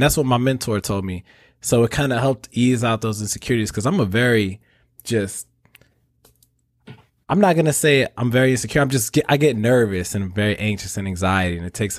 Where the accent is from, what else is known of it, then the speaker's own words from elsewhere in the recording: St. Louis, Missouri, United States; moved away as an adult; I left home at 18. I'm 31 now, but I left home at 18, like right out the door. I'm from St. Louis